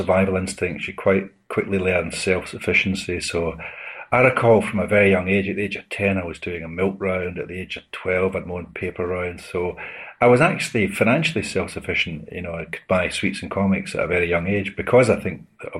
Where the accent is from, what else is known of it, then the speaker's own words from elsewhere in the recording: Glasgow, Scotland, United Kingdom; I was born in October 1955 in a little Scottish fishing village called Glasgow